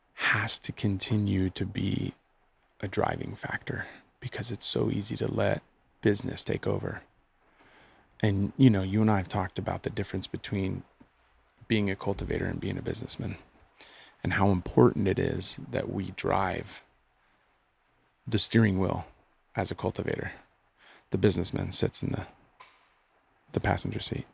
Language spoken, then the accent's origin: English; United States; I'm an American